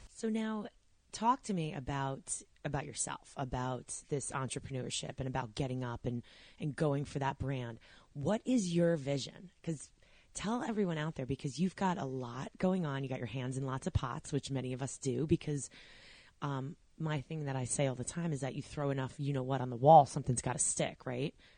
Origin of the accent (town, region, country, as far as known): Long Island, New York, United States; moved away as an adult; now in New Jersey, United States